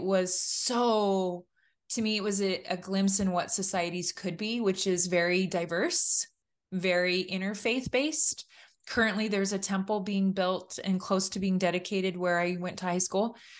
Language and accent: English; California, United States; I grew up in California, kind of the only person of my faith in my high school